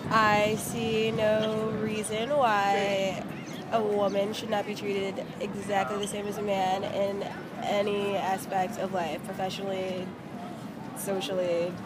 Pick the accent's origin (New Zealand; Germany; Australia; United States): United States; Michigan; I'm from Michigan.